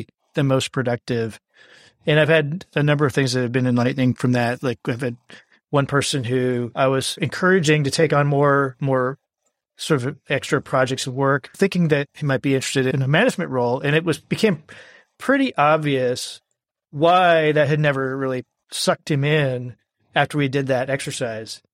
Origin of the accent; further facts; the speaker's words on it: Midwest, United States; now in Texas, United States; I live in Texas now. I'm originally from the Midwest